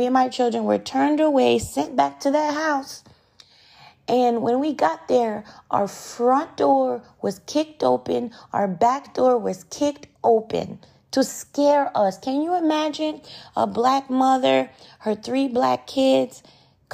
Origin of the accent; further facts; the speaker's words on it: United States; moved away as an adult; also born or lived in Ottawa, Canada; I grew up in America. I went to elementary school in America. America is my home